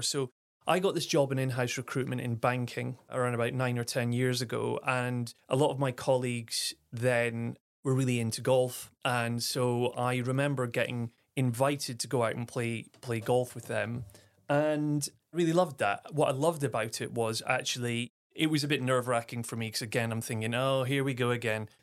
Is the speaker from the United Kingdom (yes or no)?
yes; Aberdeen, Scotland, United Kingdom; moved away; also born or lived in Clapham, London; I'm born and raised in Aberdeen, Scotland, the northeast of Scotland